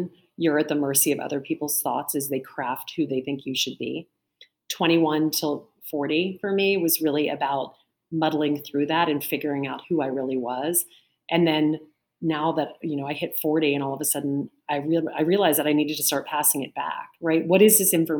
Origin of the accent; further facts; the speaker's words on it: Lake Charles, Louisiana, United States; now in New York City, United States; I grew up in Lake Charles, Louisiana.